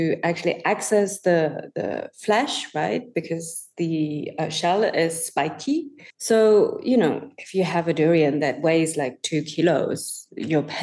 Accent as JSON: {"language": "English", "country": "Germany", "tie": "born or raised there", "moved": "yes", "lives_now": "Singapore", "said": "I grew up in Germany"}